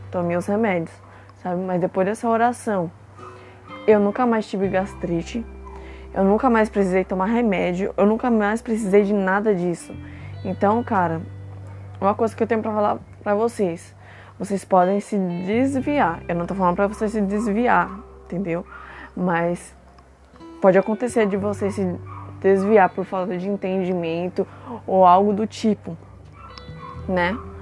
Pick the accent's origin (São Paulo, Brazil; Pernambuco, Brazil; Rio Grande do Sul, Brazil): São Paulo, Brazil; Franco da Rocha; eu nasci em Franco da Rocha, lá também, eu sempre fui pra igreja